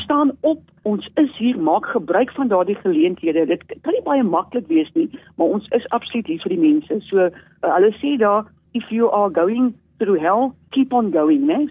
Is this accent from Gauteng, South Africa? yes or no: no; Eastern Cape, South Africa; ek is so in, ehm, in baie lank terug gebore, ja, 1963 aan die Ooskaap